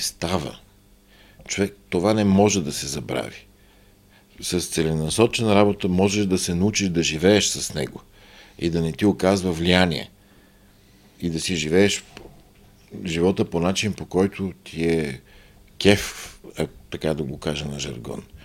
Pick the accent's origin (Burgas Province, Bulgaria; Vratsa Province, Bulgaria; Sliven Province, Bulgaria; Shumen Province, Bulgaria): Vratsa Province, Bulgaria; Byala Slatina; moved away; в моя роден град Бела Слатина